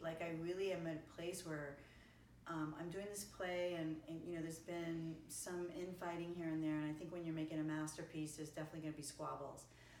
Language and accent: English; East Coast, United States; Like from where I come from the East Coast, that's really not an option.